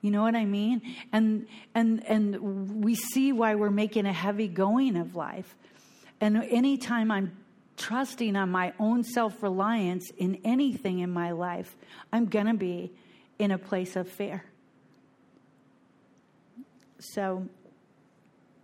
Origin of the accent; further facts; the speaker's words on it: Bellingham, Washington, United States; moved away as an adult; now in Fort Lauderdale, United States; I am from Bellingham, Washington